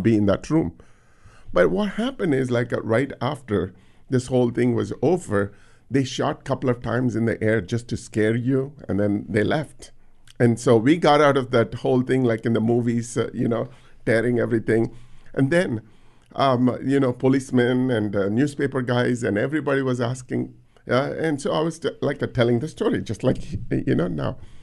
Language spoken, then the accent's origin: English; India; now in United States; growing up in India